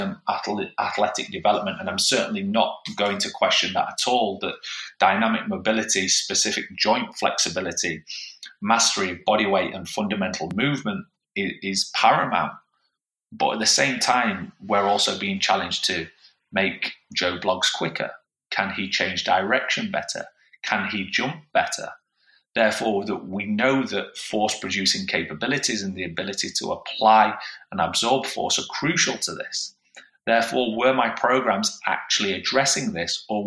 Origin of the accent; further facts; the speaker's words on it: Yorkshire and the Humber, United Kingdom; as a Yorkshire man